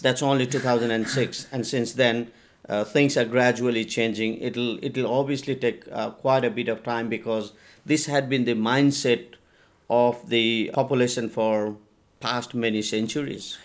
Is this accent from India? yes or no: yes; India; now in Nepal; I was taken to India in an orphanage, and that's where I grew up and had my education, um, in India.